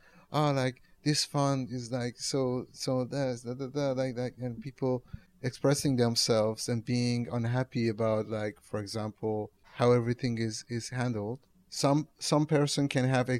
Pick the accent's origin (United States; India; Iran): Iran; Tehran, Tehran Province; now in Rotterdam, Netherlands; I'm from Tehran.